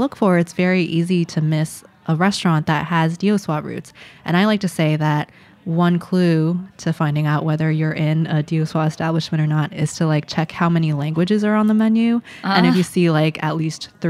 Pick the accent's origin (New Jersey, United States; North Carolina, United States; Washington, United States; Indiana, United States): New Jersey, United States; growing up in Jersey, I really thought that there were maybe two other families from Daoswa in the U.S.